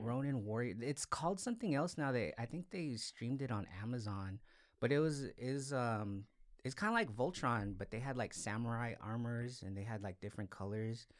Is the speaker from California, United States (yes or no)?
yes; Salinas, California, United States; moved away as an adult; also born or lived in Los Angeles, California; I'm originally from Salinas, went to high school here, like went to school here